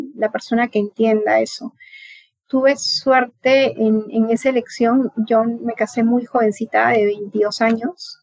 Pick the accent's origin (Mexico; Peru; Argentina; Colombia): Peru; Piura; now in Lima, Peru; yo no soy de acá de Lima, yo vengo de, de Piura, de una ciudad que está ubicada en el norte